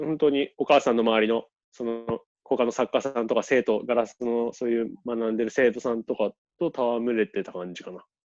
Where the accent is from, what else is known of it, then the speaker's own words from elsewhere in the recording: Toyama, Japan; moved away as an adult; also born or lived in Sydney, Australia; now in Australia; 僕は富山県出身なんですけど